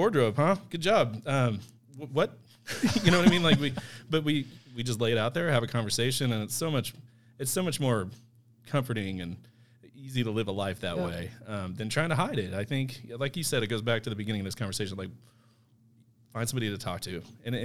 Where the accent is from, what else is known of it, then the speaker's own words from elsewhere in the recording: Central Missouri, United States; also born or lived in Kansas; I'm from Central Missouri.